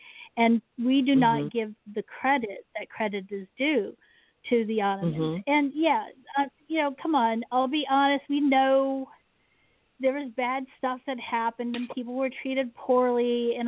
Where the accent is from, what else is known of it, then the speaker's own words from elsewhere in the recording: Washington, District of Columbia, United States; I was born mm-hmm. in Joint Base Andrews is what it's called now, but Andrews Air Force Base, which is there in Washington, D.C.